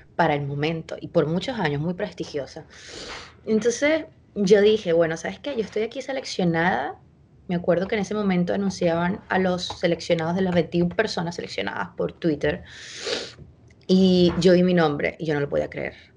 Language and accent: Spanish; Venezuela; moved away as an adult; also born or lived in Chile; yo me fui de Venezuela cuando yo tenía, estuve a punto de cumplir 23 años